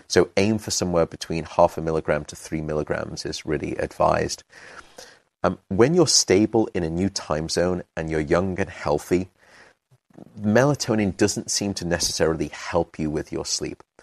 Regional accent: United Kingdom; also born or lived in London; now in San Francisco, United States; I'm British

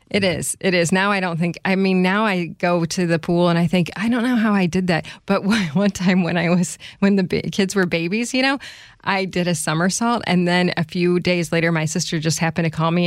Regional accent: Chicago, Illinois, United States; also born or lived in Pennsylvania; I grew up in the Chicago area.

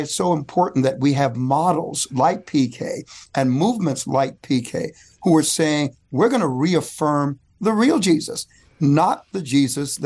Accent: New York City, New York, United States; When I was growing up in Bedford Stuyvesant in Brooklyn, we gravitated to Malcolm because of strength.

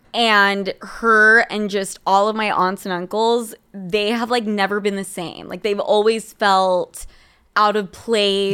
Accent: Utah, United States; I'm from fucking Utah.

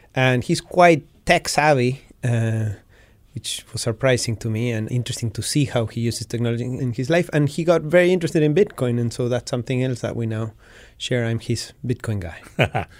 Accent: Patagonia, Argentina; growing up in Patagonia, where my parents were and still are to this day sheep ranchers

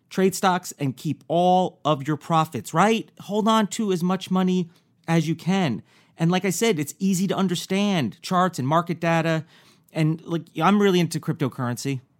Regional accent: New York, United States; I'm also from New York

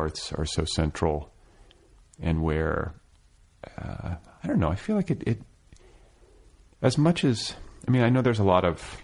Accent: Milwaukee, Wisconsin, United States; moved away as an adult; now in Los Angeles, United States; I'm from the Midwest. I'm from Milwaukee

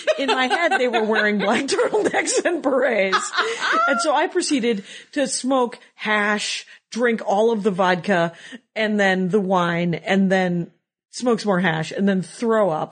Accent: Wisconsin, United States; moved away; I said, Wisconsin

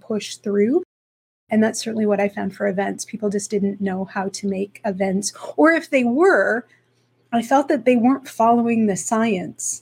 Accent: Slave Lake, Alberta, Canada; now in Ontario, Canada; I'm originally from Alberta. I was born and raised in a small town, Slave Lake, Alberta.

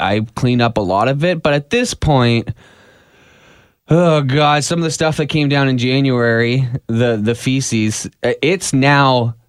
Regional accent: Dublin, Leinster, Ireland; Me? I'm from Dublin.

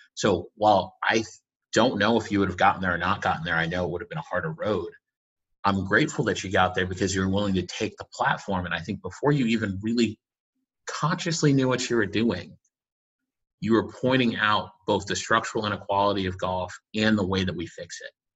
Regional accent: Boston, Massachusetts, United States; also born or lived in Connecticut; I grew up in Boston

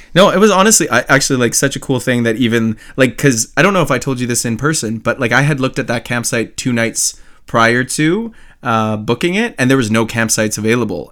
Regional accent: Canada; accent: Canadian; I'm Canadian.

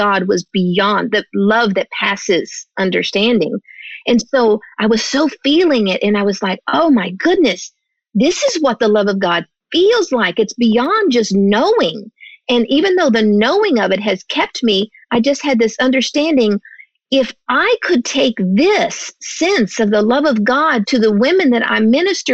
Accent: Texas, United States; moved away as an adult; also born or lived in California; I was raised in Texas

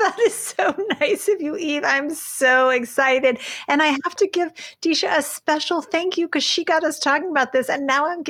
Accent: the South, United States; moved away; when I was growing up in the South, my family used food to show love.

